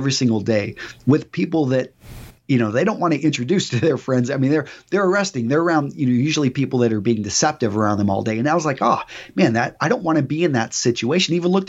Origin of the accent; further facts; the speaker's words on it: Texas, United States; also born or lived in California; Okay, so I was born in California, but I was raised primarily in West Texas.